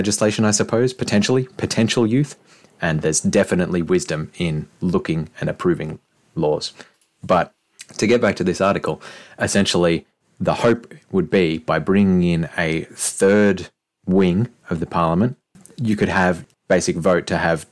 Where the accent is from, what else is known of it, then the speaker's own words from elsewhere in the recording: Australia; I'm too Australian